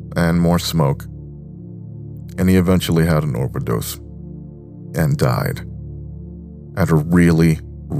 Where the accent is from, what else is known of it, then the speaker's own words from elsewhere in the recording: New York, United States; I was born and raised in New York